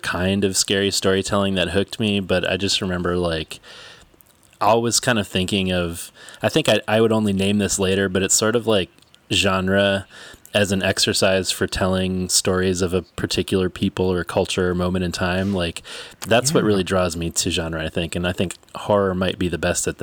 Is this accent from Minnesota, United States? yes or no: yes; St. Paul, Minnesota, United States; St. Paul, Minnesota, which is my hometown